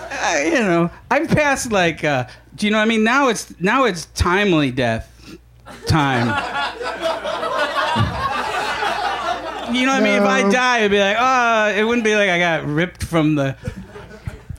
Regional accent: Syracuse, New York, United States; I grew up in Syracuse

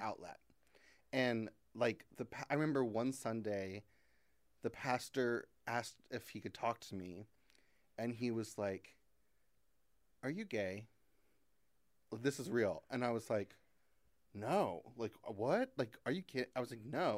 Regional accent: Christian County, Kentucky, United States; also born or lived in Fort Campbell, Kentucky; I was born in Fort Campbell, which is this army base that's in Kentucky.

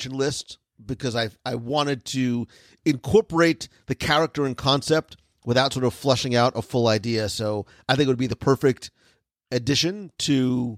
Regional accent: New Jersey, United States; now in Florida, United States; I come from Jersey, where diners are a thing

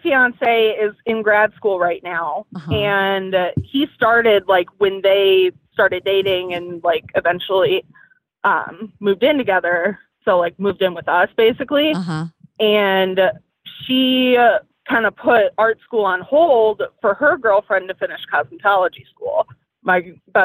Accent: Ohio, United States; I'm from Ohio

